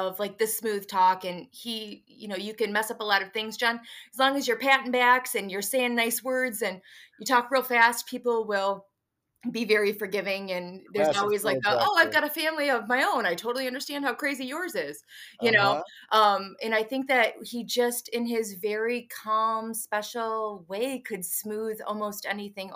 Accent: Kalamazoo, Michigan, United States; also born or lived in Lansing, Michigan; moved back to Kalamazoo, where I am from

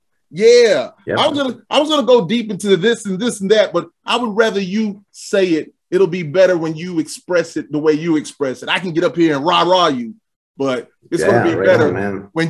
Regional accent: the South, United States; I'm from the South, but we're going deeper in the South.

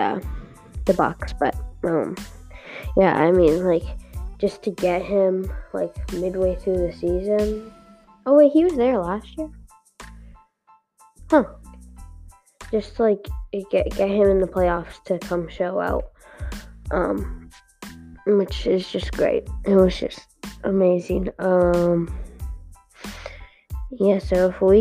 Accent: Canada; I'm from Canada

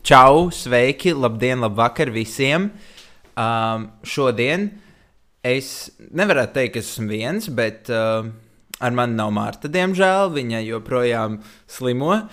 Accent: Riga, Latvia; es esmu uzaugusi Rīgā

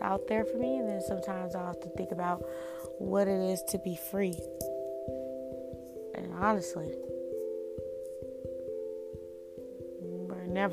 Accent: Indiana, United States; now in North Carolina, United States; I come from Indiana, but I now reside in North Carolina.

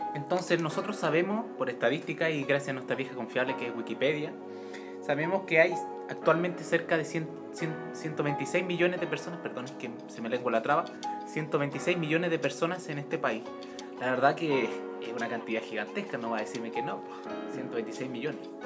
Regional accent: Chile; en mi país, en mi país natal, aquí, Chile

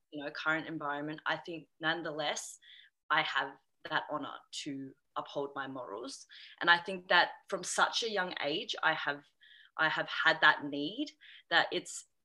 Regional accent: Australia; also born or lived in China; I'm an Australian Chinese adoptee who's been adopted, or who was adopted at the age of 3

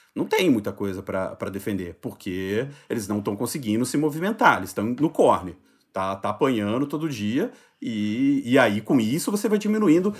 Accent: Juiz de Fora, Minas Gerais, Brazil; now in São Paulo, Brazil; Meu título de eleitor sempre teve em Juiz de Fora, que é a cidade onde eu nasci. Eu mudei para São Paulo e nunca transferi

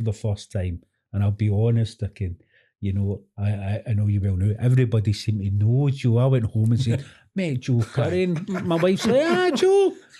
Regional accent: Glasgow, Scotland, United Kingdom; born or raised there

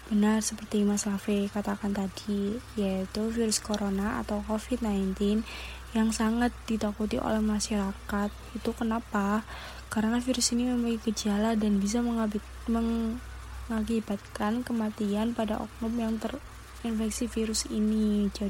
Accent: Surabaya, East Java, Indonesia; Eh, uh, saya asli Surabaya. Saya dari Universitas Dinamika.

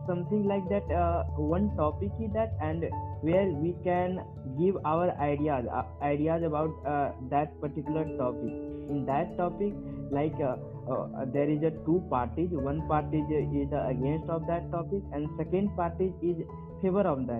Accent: Jharkhand, India; from Jharkhand

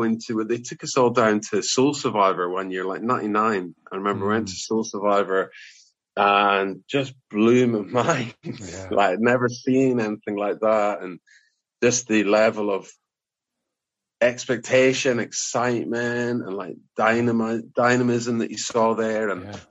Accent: Inverness, Scotland, United Kingdom; also born or lived in Aberdeen; now in Tiverton, United Kingdom; I grew up in Inverness. Born and bred

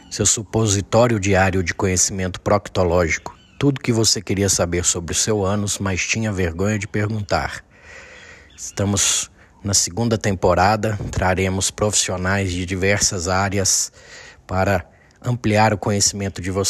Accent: Uberlândia, Minas Gerais, Brazil; sou mineirinho de Uberlândia, Minas Gerais.

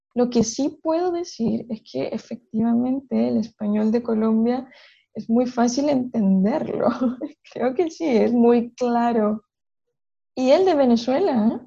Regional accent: Chile; moved away; also born or lived in Barcelona, Spain / Manchester, England; soy chilena y soy profesora de español

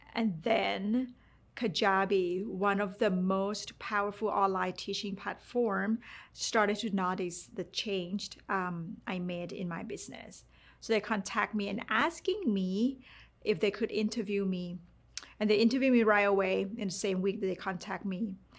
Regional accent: Thailand; English is a second language; moved away; growing up in Thailand

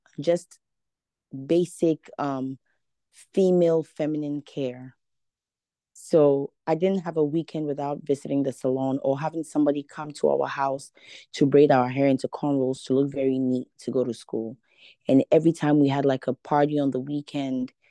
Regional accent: Ghana; moved away; I'm Ghanaian. I'm from Ghana, West Africa.

